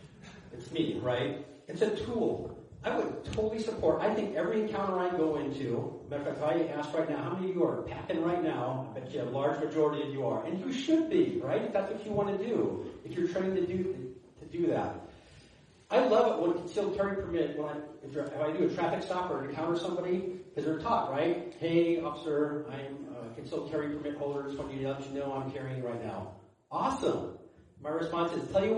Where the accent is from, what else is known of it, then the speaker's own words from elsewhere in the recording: Iowa, United States; now in Larimer County, Colorado, United States; I'm not a native. I'm from Iowa.